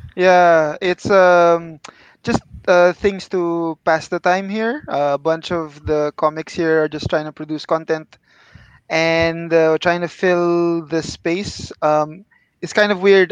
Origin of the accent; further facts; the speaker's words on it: Philippines; now in Kuala Lumpur, Malaysia; I'm from the Philippines, uh, but now I'm based in KL